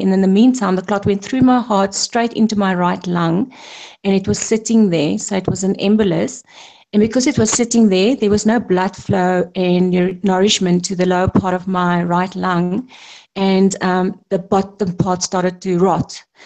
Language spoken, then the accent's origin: English; South Africa; I'm a South African, proudly South African